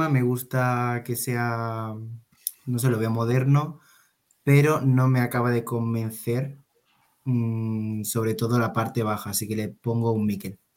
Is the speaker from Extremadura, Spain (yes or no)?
yes; Extremadura, Spain; como buen extremeño que soy